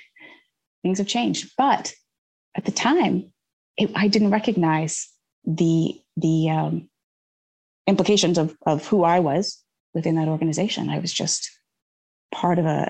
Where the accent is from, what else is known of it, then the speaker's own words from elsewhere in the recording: Canada; moved away as an adult; now in United States; growing up in Canada